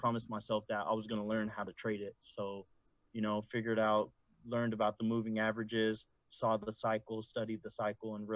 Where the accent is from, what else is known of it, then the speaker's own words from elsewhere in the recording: San Francisco Bay Area, California, United States; I'm from the Bay Area